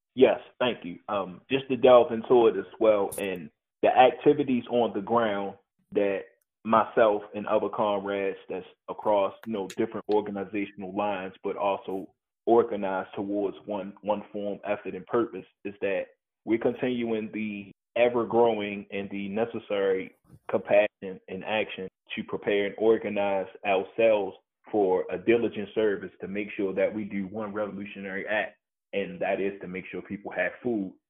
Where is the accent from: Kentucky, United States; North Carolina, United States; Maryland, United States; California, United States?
Maryland, United States; Baltimore; I was born and raised in Baltimore City